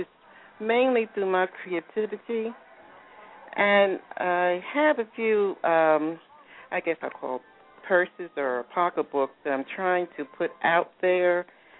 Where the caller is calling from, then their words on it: Philadelphia, Pennsylvania, United States; I'm calling from Philly